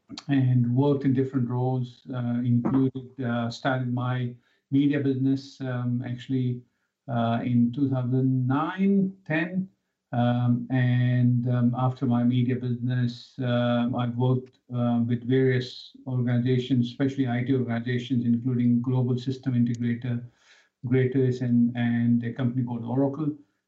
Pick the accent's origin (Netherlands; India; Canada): India; moved away as an adult; now in Australia; So I started, I was born in India